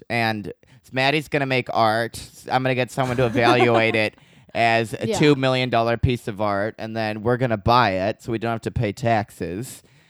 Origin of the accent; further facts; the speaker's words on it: England, United Kingdom; And I'm English.